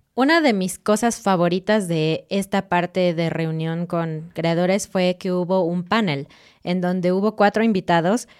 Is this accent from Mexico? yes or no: yes; Mexico; como mexicana